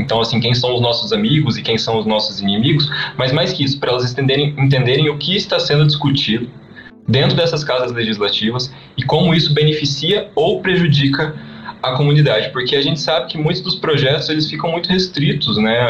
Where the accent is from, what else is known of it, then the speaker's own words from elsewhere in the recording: interior of Paraná, Brazil; now in Curitiba, Brazil; a gente é do interior do Paraná, hoje estamos morando em Curitiba